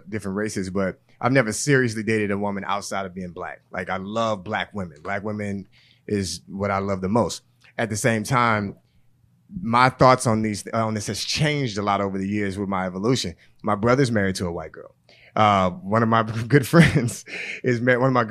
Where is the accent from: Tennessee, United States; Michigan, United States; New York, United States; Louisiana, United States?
Louisiana, United States; Growing up in Louisiana